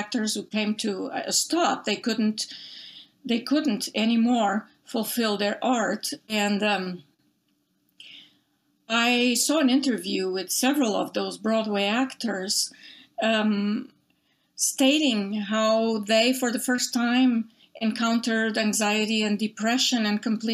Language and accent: English; Portugal; English is a second language; moved away as an adult; now in United States; when I was growing up in Portugal, I'm originally from Portugal.